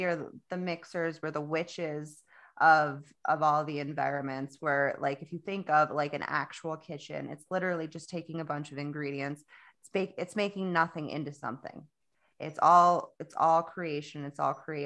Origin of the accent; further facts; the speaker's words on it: South Florida, United States; I'm from Florida, South Florida is like walking through a hot, wet blanket.